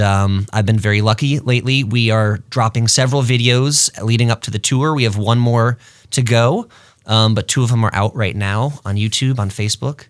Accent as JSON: {"language": "English", "town": "Rochester", "region": "New York", "country": "United States", "also_born_or_lived": "Los Angeles", "moved": "yes", "lives_now": "Twin Cities, United States", "said": "I'm from Rochester, New York. I moved here in two thousand ten"}